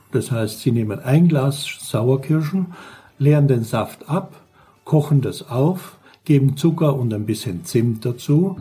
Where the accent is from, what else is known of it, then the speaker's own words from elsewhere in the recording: St. Paul im Lavanttal, Carinthia, Austria; now in Black Forest, Germany; ich bin ein geborener Österreicher, komme aus Kärnten im Lavantal, St. Paul